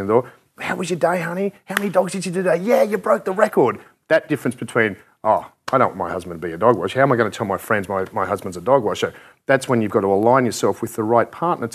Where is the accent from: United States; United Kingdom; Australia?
Australia; we're from Australia.